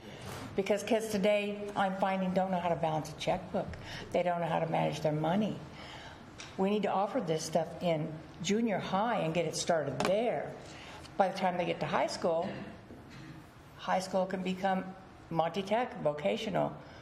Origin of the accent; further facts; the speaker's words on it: West Coast, United States; moved away; I come from the West Coast